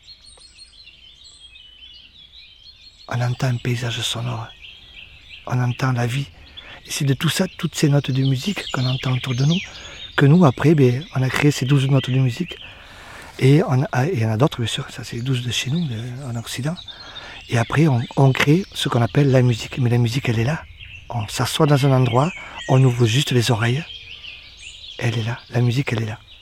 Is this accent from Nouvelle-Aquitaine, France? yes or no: yes; Béarn, Nouvelle-Aquitaine, France; dans ma langue de chez moi, dans le Béarnais